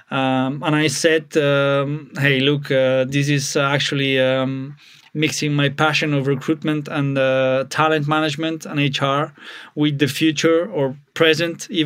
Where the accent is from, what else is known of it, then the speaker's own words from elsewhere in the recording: Spain; also born or lived in Bulgaria / France / Switzerland / Austria; now in Germany; Uh, to be a bit of a backstory, I was born in Bulgaria but moved to Spain when I was 10, uh, and I've been living in France, Switzerland, Austria, now Germany.